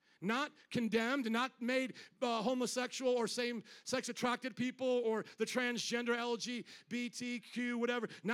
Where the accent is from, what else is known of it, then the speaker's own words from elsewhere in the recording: the South, United States; We're both from the South